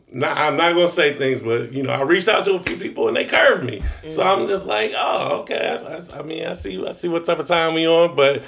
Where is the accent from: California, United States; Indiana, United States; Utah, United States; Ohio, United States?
Ohio, United States; Newark; I'm from Newark, Ohio.